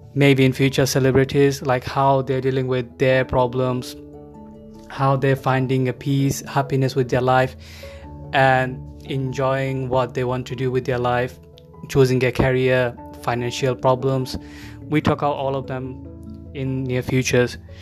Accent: Bangladesh; moved away as an adult; now in United Kingdom; I'm originally from Bangladesh. I immigrated to UK back in 2010. Since then, I'm living in the UK.

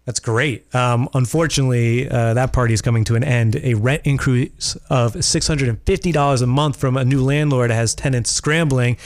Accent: Worcester, Massachusetts, United States; I grew up in Worcester

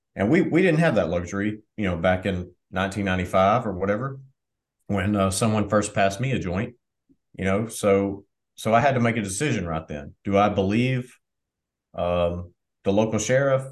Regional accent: Southwest Arkansas, United States; So I grew up in Southwest Arkansas.

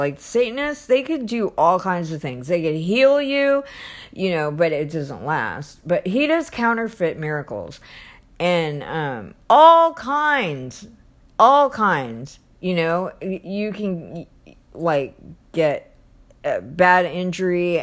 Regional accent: United States; I'm in America, and I'm an American Christian

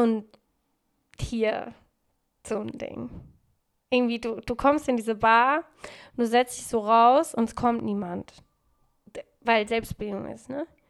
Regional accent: Frankfurt, Hesse, Germany; now in Berlin, Germany; Ich bin in Frankfurt so groß geworden

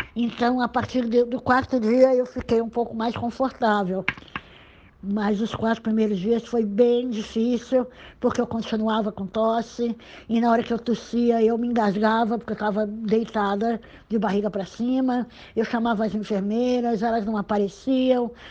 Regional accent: Santos, São Paulo, Brazil; nasci em Santos em 1956

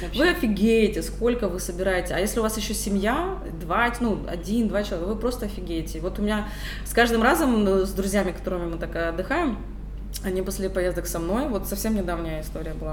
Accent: Kyiv, Ukraine; Я городская девушка, я родилась на Подоле, в центре города

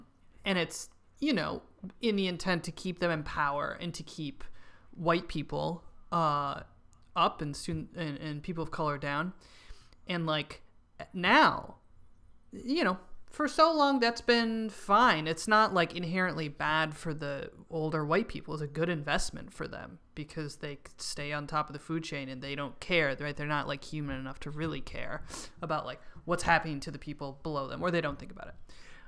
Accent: New York City, New York, United States; As a New Yorker, I mean, it's particularly traumatic because it's like the virus did, you know, kind of crush New York City for a while.

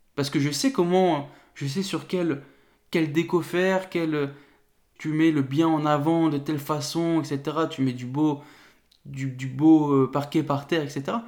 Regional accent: north of France, France; je viens du nord de la France

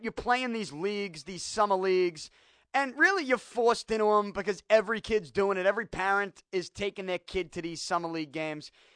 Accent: Boston, Massachusetts, United States; I grew up in Southie

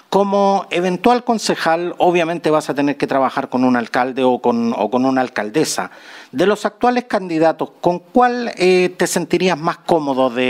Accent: Chile; El 11 de abril los chilenos volveremos a las urnas para elegir no solo a quienes conformarán la convención constituyente, sino que también a los gobernadores, alcaldes y concejales.

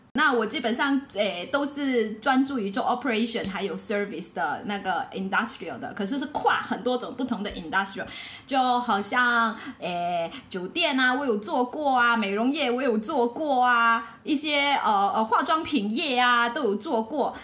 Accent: Malaysia; 我是来自马来西亚的

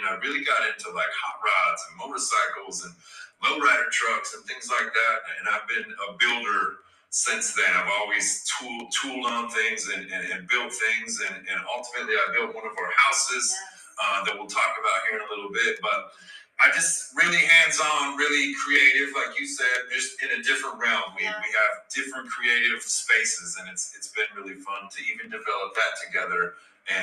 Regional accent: Nebraska, United States; also born or lived in Yankton, South Dakota; I grew up in Nebraska

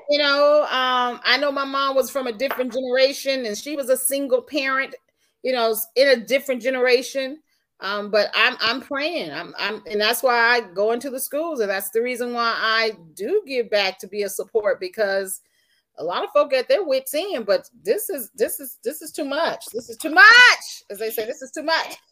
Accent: Tipton County, Tennessee, United States; also born or lived in Washington D.C.; we were living in Tipton County.

